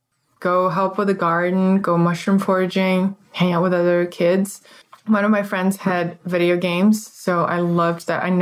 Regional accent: Moscow, Russia; So I grew up in Moscow, Russia, and it's a very traditional thing to have what we call a dacha, which is your country house.

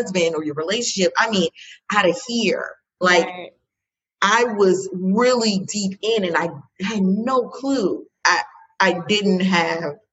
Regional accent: Fort Lauderdale, Florida, United States; I'm from Fort Lauderdale. That's like my favorite place.

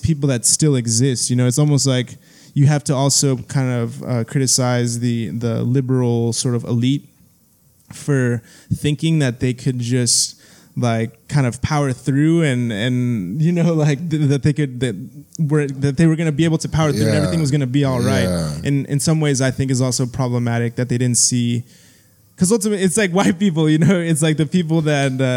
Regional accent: Texas, United States; now in San Jose, United States; we're from Texas

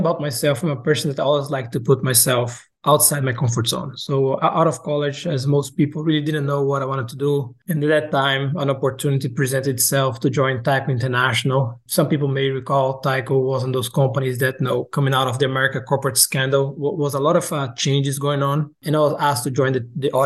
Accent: Brazil; moved away as an adult; also born or lived in Boca Raton, Florida, United States / Luxembourg; now in United States; I'm originally from Brazil. I came to the U.S. to do my undergrad and graduate studies and kind of end up staying.

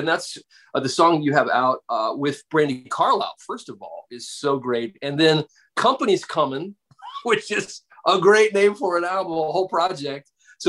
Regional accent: South Carolina, United States; I grew up Southern Baptist as well. Were you Southern Baptist? Okay, that's what I was. I grew up in South Carolina.

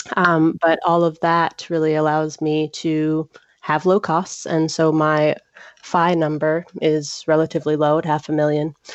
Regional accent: Atlanta, Georgia, United States; I'm from Atlanta, Georgia

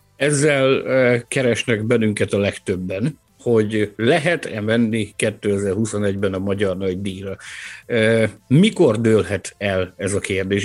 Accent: Balkány, Szabolcs-Szatmár-Bereg, Hungary; Balkány egy, egy, ö, a délnyírségben található kisváros Kelet-Magyarországon, és amikor kérdezik fővárosi ismerősök, vagy Dunán túli ismerősök, hogy te honnan származol, akkor én mindig annyit szoktam mondani, hogy én a távol-keletről

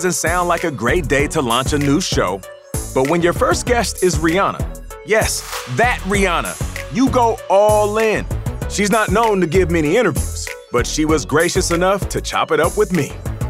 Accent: Seattle, Washington, United States; also born or lived in Canada; I'm a kid from Canada, raised in Seattle

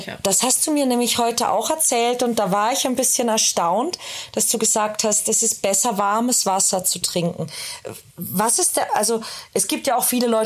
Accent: Austria; Ich komme aus Österreich, da ist die Wurstsemmel

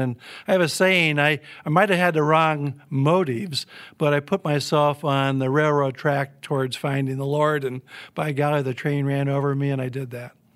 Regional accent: Midwest, United States; like a lot of kids in the nineteen fifties and sixties growing up in the Midwest

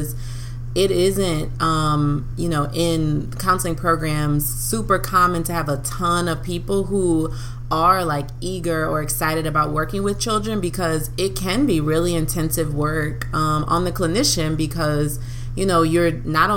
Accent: New Orleans, Louisiana, United States; moved away as an adult; now in Baton Rouge, United States; we have been best friends since the seventh grade, which that feels like forever now too, growing up in New Orleans.

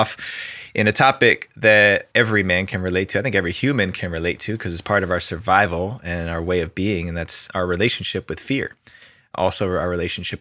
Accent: New Jersey, United States; now in California, United States; I'm from New Jersey originally, right outside New York City

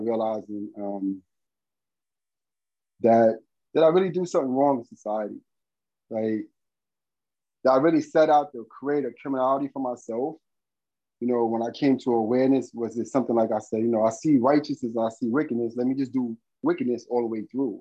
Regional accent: New York City, New York, United States; I grew up in Bed-Stuy, Brooklyn.

